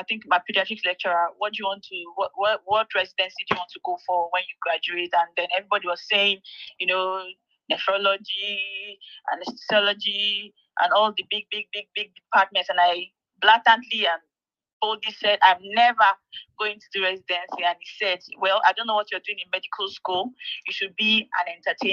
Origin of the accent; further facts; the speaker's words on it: Ebonyi, Nigeria; also born or lived in Kogi State; I'm from Ebonyi State. Yeah, I call myself the ….